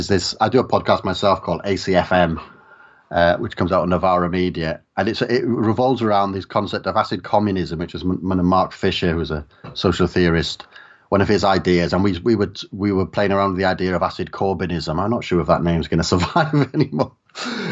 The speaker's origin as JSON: {"language": "English", "region": "South Wales valleys", "country": "United Kingdom", "tie": "born or raised there", "said": "I grew up in the South Wales valleys"}